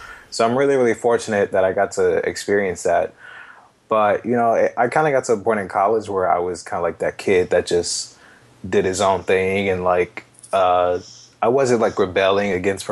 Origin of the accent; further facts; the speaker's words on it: Atlanta, Georgia, United States; I'm originally from Atlanta. I've been here pretty much my whole life